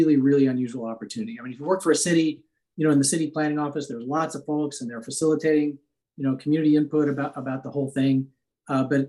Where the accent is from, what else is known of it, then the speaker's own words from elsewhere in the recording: Midwest, United States; moved away as an adult; also born or lived in Stanford, California / Ann Arbor, Michigan / San Francisco, California; now in Davis, United States; I grew up in the Midwest, came to college at Stanford